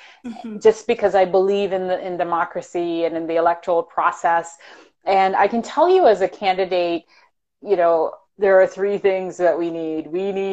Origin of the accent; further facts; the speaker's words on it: Toronto, Ontario, Canada; also born or lived in Jamaica; I'm a girl from Scarborough. And, you know, and I'm really old school. Like, so, you know, growing up in the early 90s